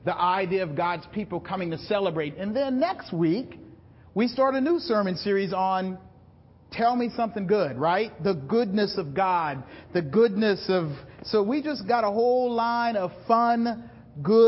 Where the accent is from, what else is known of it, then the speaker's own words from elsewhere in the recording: South Carolina, United States; I'm from South Carolina